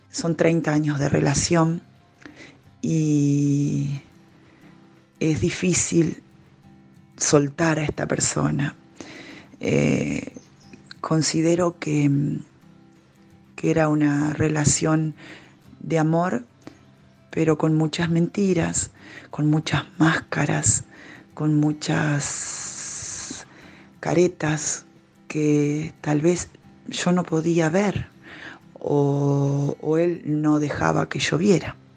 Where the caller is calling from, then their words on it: Argentina; desde Argentina. Hemos compartido los retiros maravillosos en Córdoba.